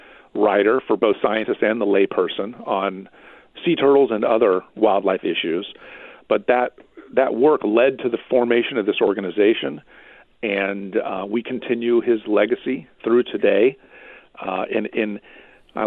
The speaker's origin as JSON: {"language": "English", "region": "Central Florida", "country": "United States", "tie": "born or raised there", "said": "I'm a native Floridian. It's going back a long way, but it's part of the story. I was born here in Florida. I grew up in Central Florida"}